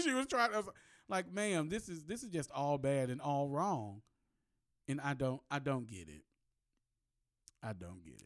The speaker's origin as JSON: {"language": "English", "country": "United States", "said": "I am American, but my ancestors were African"}